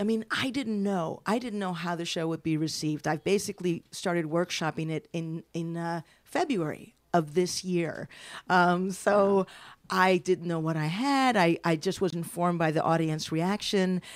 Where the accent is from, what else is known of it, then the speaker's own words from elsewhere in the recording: New York City, New York, United States; now in San Francisco, United States; grew up in Washington Heights and I live in San Francisco now